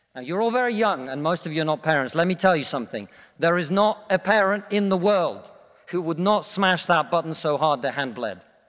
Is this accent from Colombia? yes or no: no; Russia; now in United Kingdom; I come from Russia, which is not a poor country, it's a middle-income country